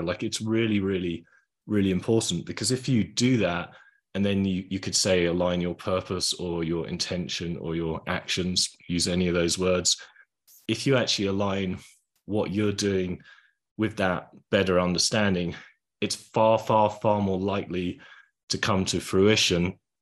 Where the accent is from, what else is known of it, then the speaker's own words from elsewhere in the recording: England, United Kingdom; I was from England.